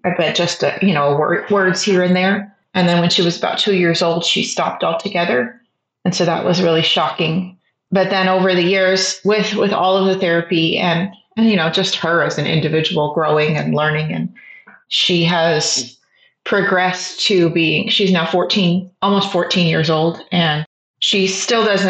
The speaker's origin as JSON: {"language": "English", "town": "San Antonio", "region": "Texas", "country": "United States", "moved": "as an adult", "lives_now": "Austin, United States", "said": "I am originally from San Antonio, Texas, and have lived in the Austin area for about 20 years"}